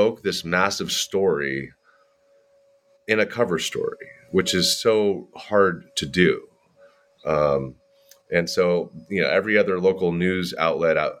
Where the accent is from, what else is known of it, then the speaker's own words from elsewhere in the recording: San Francisco Bay Area, California, United States; now in Monterey, United States; I grew up in the San Francisco Bay Area